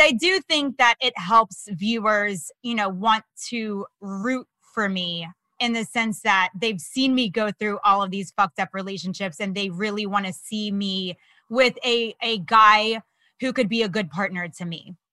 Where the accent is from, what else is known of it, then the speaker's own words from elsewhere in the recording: Florida, United States; also born or lived in Los Angeles; now in New York, United States; I'm from Florida originally.